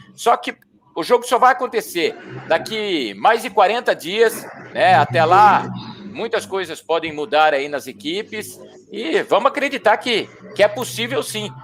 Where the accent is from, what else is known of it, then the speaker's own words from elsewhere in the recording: Bragança Paulista, São Paulo, Brazil; moved away as an adult; Eu sou nascido em Bragança Paulista, trabalhei por muitos anos na Rádio Bandeirantes em São Paulo